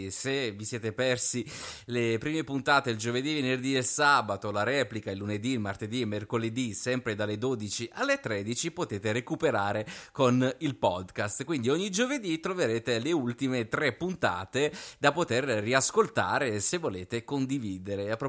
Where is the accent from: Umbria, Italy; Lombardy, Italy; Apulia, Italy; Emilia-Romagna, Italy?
Apulia, Italy; Bari; Io sono di Bari.